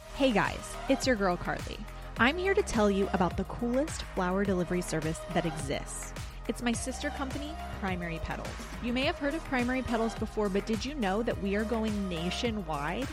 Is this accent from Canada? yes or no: no; Port Angeles, Washington, United States; moved away; we grew up in the same town, Port yeah. Angeles, Washington